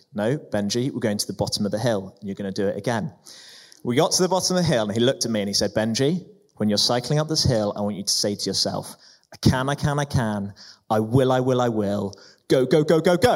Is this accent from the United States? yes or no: no; Prague, Czechia; I grew up in Prague